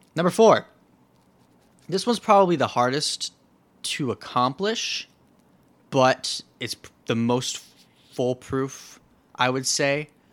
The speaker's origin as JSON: {"language": "English", "region": "Florida", "country": "United States", "said": "Florida, my home state"}